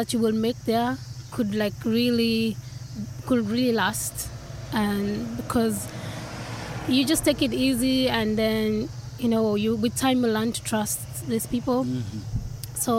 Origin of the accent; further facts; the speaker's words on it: Nairobi, Kenya; moved away as an adult; also born or lived in rural Japan; now in Tokyo, Japan; I come from Kenya and I come from the capital city of Nairobi.